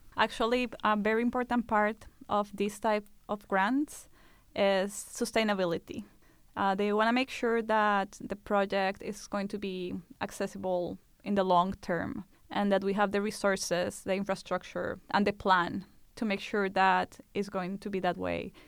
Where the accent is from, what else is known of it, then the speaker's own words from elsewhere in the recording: Colombia; moved away; Colombia, which is my home country